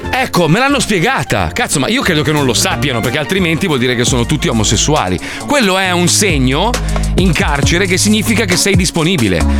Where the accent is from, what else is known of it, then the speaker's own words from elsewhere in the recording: United States; now in Italy; Io che sono americano